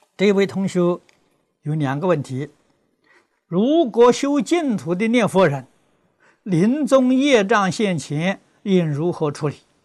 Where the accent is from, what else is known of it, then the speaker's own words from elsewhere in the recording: China; 我们中国人